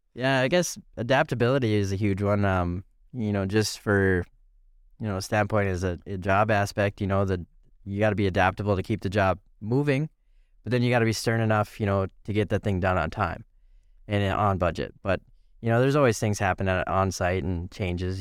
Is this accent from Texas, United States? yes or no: no; East Grand Forks, Minnesota, United States; lived in Grand Forks for for a while. Moved to East Grand Forks. Uh, I think I was in fourth grade at that that time.